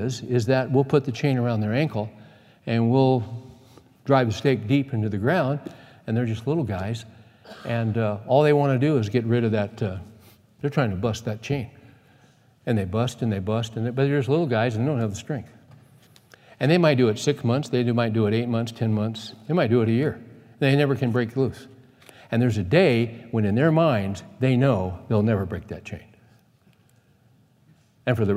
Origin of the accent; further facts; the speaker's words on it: United States; I'm an American